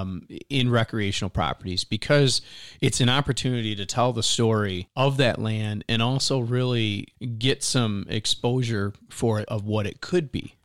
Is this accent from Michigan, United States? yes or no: yes; Michigan, United States; moved away; growing up in Michigan hunting and fishing.